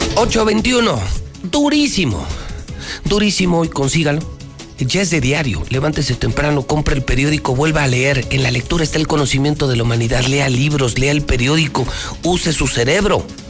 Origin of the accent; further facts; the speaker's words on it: Mexico; soy un amante de México. Amo a mi país.